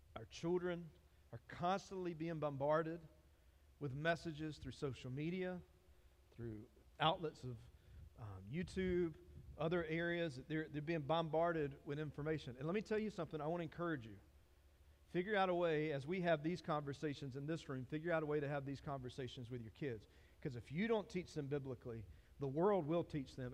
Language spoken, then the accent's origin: English; Dillon, South Carolina, United States; I'm from Dillon